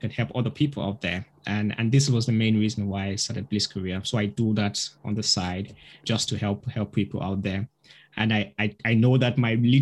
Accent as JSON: {"language": "English", "country": "Nigeria", "tie": "born or raised there", "also_born_or_lived": "Russia", "moved": "as an adult", "said": "I originally come from Nigeria. So I grew up in Nigeria till when I was 18"}